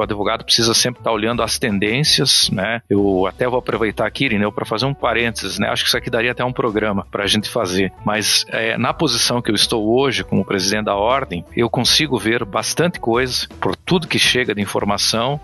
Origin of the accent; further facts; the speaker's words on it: Pato Branco, Paraná, Brazil; also born or lived in Curitiba; Eu moro em Pato Branco e vou para casa todo final de semana e venho para Curitiba todo final de semana. Então é uma distância bem considerável, são 430 quilômetros. Você já esteve lá na minha terra